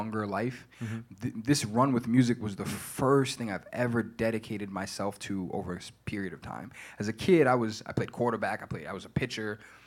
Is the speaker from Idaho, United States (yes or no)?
no; Providence, Rhode Island, United States; Born and raised in Providence.